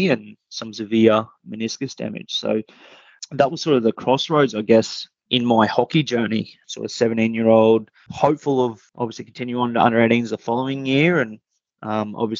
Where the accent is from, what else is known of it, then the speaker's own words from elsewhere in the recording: Rockhampton, Queensland, Australia; growing up in Rockhampton, it was pretty enjoyable